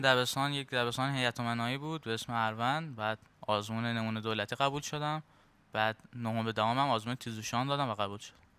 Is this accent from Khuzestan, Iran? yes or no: yes; Ahvaz, Khuzestan, Iran